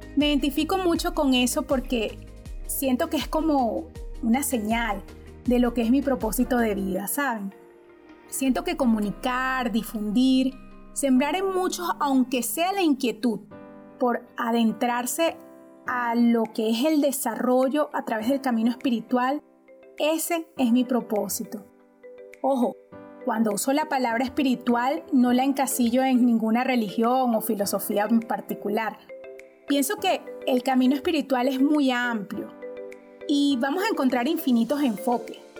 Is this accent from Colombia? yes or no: no; Maracay, Aragua, Venezuela; Soy de Venezuela. La ciudad en que nací se llama Maracay es una de las ciudades más cercanas a la capital de mi país. Allí viví mi infancia, la adolescencia y mis primeros años como profesional.